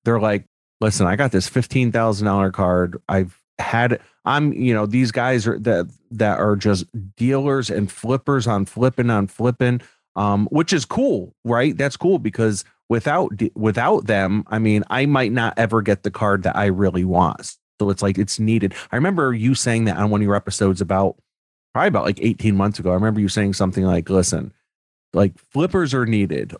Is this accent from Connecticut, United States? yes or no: yes; Newtown, Connecticut, United States; I grew up in Newtown, Connecticut